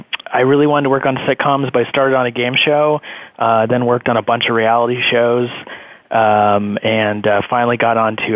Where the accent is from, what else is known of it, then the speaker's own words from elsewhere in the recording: California, United States; growing up in California